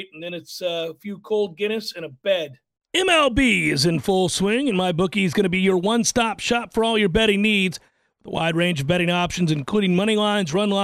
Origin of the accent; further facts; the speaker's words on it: Tallahassee, Florida, United States; "Oh, where are you from?" And I said, "Tallahassee."